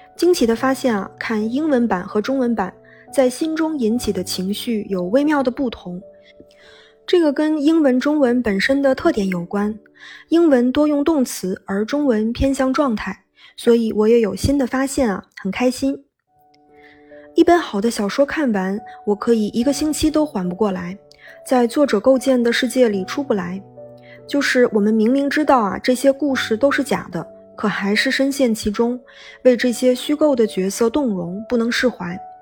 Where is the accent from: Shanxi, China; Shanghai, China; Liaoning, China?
Liaoning, China; Benxi; moved away; 我的家乡是东北的一个小城市，本溪